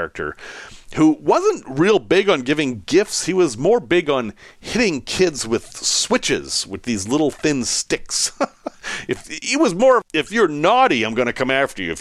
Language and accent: English; Salem, Massachusetts, United States; also born or lived in West Virginia / Chicago; I'm from Salem, Massachusetts